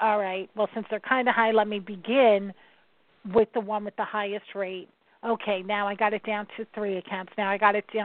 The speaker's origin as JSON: {"language": "English", "region": "New York", "country": "United States", "said": "I'm from New York"}